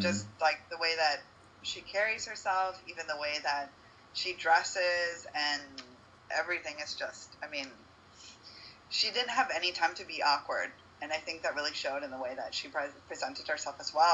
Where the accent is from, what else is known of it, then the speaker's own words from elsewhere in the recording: United States; moved away as an adult; now in Uruguay; the privilege of being a United States citizen.